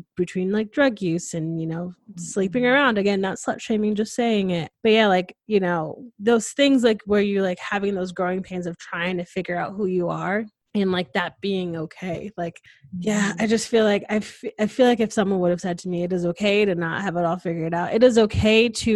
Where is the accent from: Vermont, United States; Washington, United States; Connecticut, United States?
Connecticut, United States; moved away as an adult; now in Austin, United States; was born and raised in Connecticut, went to college in Connecticut, and then, you know, I was introduced to the Austin life and I moved here